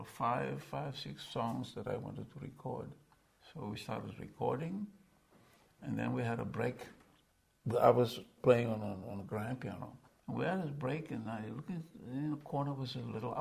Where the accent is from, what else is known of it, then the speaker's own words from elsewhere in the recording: Cape Town, Western Cape, South Africa; moved away as an adult; also born or lived in New York; I'm from South Africa